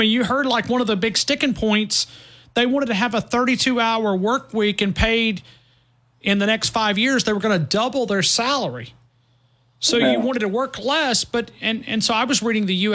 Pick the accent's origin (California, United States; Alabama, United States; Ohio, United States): Alabama, United States; near Boaz, North; I'm from North Alabama. Okay, you could go up and look where I'm from. I'm right below Boaz is where I'm from